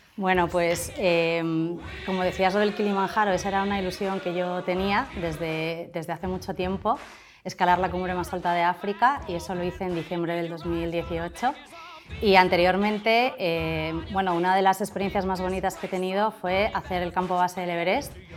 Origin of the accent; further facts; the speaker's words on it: Portugalete, Basque Country, Spain; Soy de Portugalete